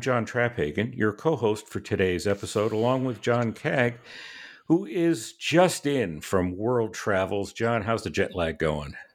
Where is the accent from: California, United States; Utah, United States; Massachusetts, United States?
Massachusetts, United States; Boston; when I was a kid growing up in Boston